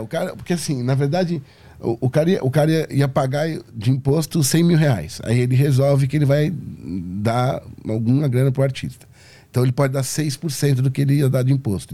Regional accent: Brazil; eu sou do Brasil

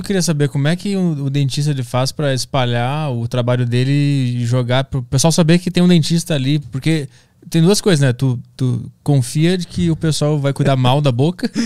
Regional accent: Porto Alegre, Rio Grande do Sul, Brazil; Eu sou de Porto Alegre

